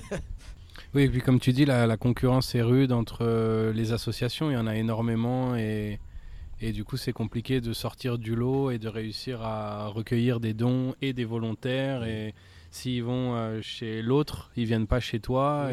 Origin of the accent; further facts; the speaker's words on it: Paris, Île-de-France, France; je suis né à Paris